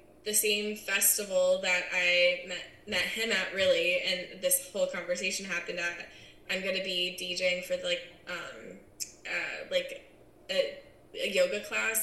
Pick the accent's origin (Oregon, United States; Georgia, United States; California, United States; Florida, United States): California, United States; San Diego; also born or lived in Charleston, South Carolina; I'm born and raised in San Diego